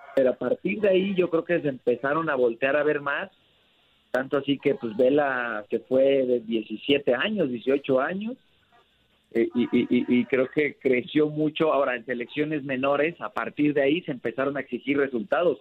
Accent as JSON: {"language": "Spanish", "town": "Guadalajara", "region": "Jalisco", "country": "Mexico", "tie": "born or raised there", "also_born_or_lived": "Tonalá, Jalisco / Zapopan, Jalisco", "said": "Yo, yo crecí en Guadalajara, nací en Guadalajara, me crié en Tonalá y ahora vivo en Zapopan"}